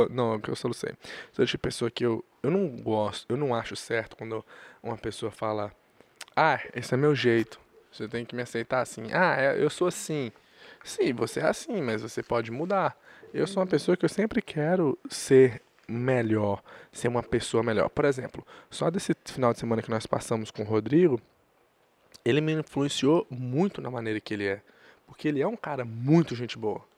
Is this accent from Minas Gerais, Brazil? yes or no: yes; Governador Valadares, Minas Gerais, Brazil; Eu sou de Valadares